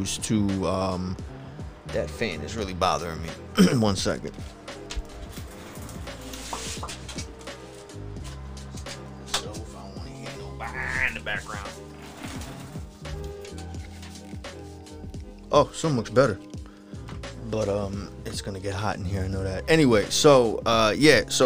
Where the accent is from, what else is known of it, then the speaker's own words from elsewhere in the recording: New York, United States; I'm from New York